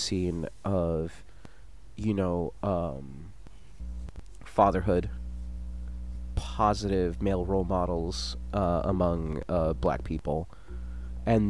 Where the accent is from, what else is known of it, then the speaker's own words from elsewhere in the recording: New York City, New York, United States; I was born in Park Slope Methodist Hospital